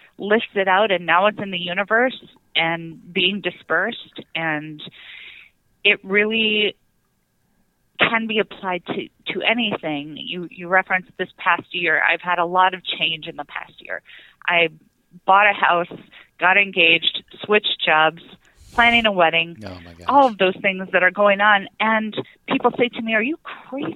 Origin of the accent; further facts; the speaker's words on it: South Dakota, United States; I grew up in South Dakota